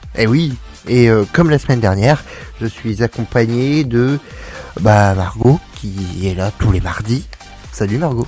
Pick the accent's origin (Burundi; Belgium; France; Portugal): France; Paris, Île-de-France; je suis un bon parisien